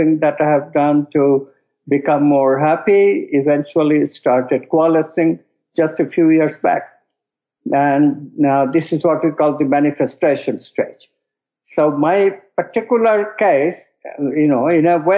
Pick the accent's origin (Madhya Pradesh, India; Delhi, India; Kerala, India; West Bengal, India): West Bengal, India; the state that I was born in India, called Bengal